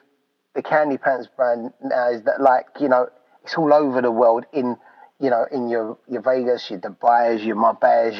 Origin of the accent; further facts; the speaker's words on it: London, United Kingdom; my hometown of London